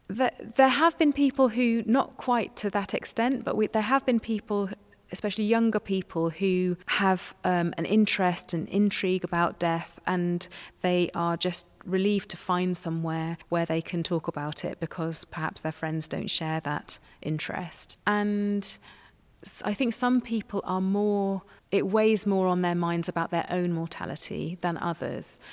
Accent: Somerset, South West England, United Kingdom; I grew up in Somerset and I wasn't christened

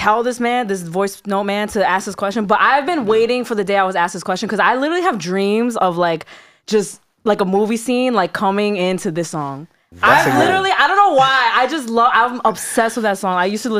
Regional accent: New Jersey, United States; moved away as an adult; now in New York City, United States; I'm from Jersey, okay? I'm always from Jersey, but I live very close to Uptown New York City.

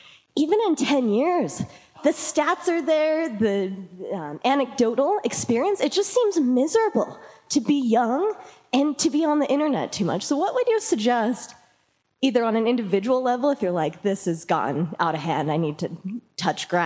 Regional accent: Mountain West, United States; I'm from the Mountain West. I'm from one state over

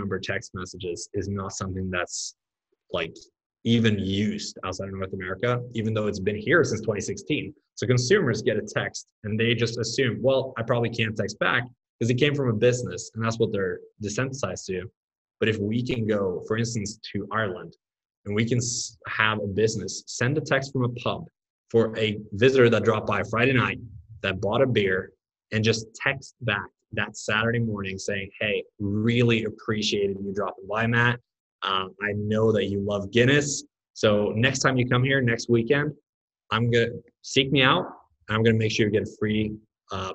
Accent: Norway; moved away as an adult; also born or lived in Oklahoma; I grew up in Norway, lived there until I was 20. Then I moved to Oklahoma for college

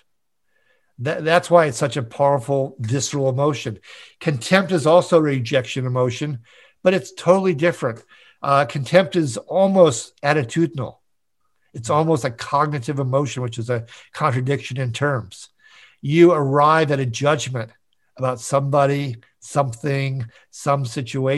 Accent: Minneapolis, Minnesota, United States; also born or lived in San Diego; my hometown of Minneapolis, St. Paul

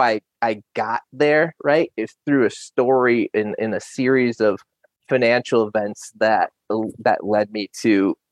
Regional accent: Roscommon, Michigan, United States; also born or lived in Iowa / Bay City, Michigan; We moved back to Michigan, where I'm from. I'm from Roscommon, which is up north, and I live in Bay City currently

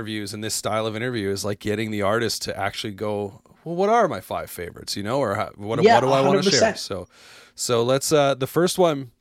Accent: outside Calgary, Alberta, Canada; I grew up outside Calgary

